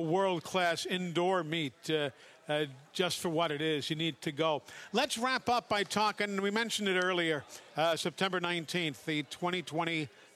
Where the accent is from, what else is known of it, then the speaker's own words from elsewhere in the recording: New York City, New York, United States; growing up in New York City